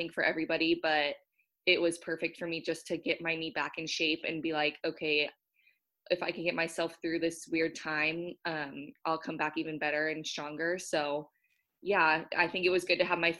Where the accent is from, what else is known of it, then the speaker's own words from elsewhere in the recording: Southern California, United States; now in Washington, United States; I'm from Southern California, so being on the West Coast has been great too.